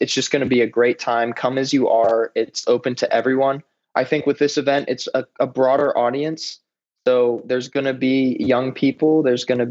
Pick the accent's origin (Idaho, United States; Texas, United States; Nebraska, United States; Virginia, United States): Virginia, United States; Middletown; moved away as an adult; also born or lived in Maryland; now in New York City, United States; I was born in Maryland, grew up in a small town called Middletown, Virginia for 18 years.